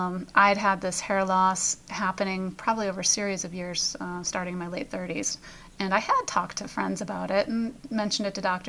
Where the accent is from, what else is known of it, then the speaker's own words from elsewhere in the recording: Pennsylvania, United States; We're from Pennsylvania. We have a lot of hills around here.